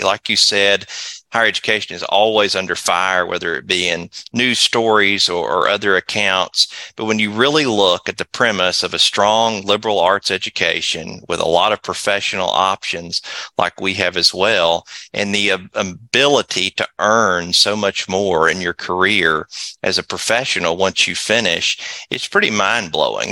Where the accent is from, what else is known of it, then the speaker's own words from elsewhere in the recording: Athens, Tennessee, United States; also born or lived in Chattanooga, Tennessee; Athens, Tennessee, where Tennessee Wesleyan is, is my hometown